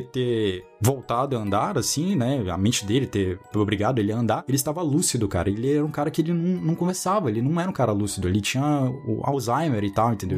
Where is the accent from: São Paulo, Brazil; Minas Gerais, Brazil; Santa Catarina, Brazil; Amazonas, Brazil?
Amazonas, Brazil; Manaus; moved away; also born or lived in Brasília; Eu morei em Brasília durante um bom tempo da minha vida. Eu sou de Manaus.